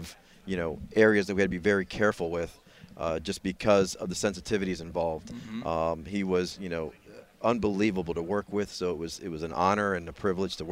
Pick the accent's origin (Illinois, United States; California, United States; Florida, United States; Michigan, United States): Florida, United States; Tampa; moved away as an adult; also born or lived in Houston; now in Tampa, United States; I was born and raised in Tampa